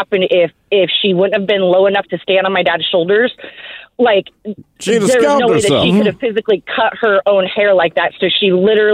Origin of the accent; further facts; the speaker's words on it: Arizona, United States; moved away; I'm from originally from Arizona